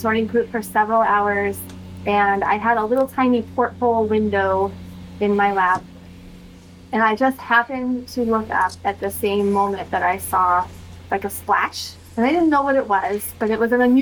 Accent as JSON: {"language": "English", "region": "Southern California", "country": "United States", "tie": "born or raised there", "said": "I grew up in Southern California."}